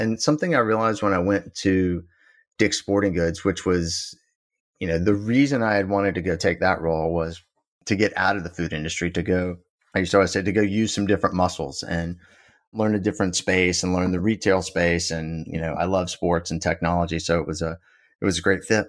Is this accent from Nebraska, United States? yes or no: no; South Georgia, United States; also born or lived in Boston; now in Austin, United States; I grew up in South Georgia